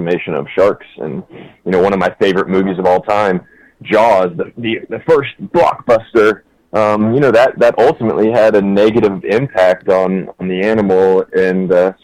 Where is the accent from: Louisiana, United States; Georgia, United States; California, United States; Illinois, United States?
Georgia, United States; Norcross; moved away; Grew up in Norcross, Georgia, so it's about 20 miles